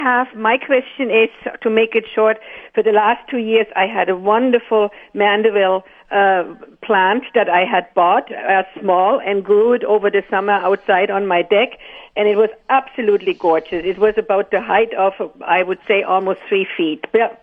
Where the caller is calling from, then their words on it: Ste. Anne, Manitoba, Canada; I'm phoning from St. Anne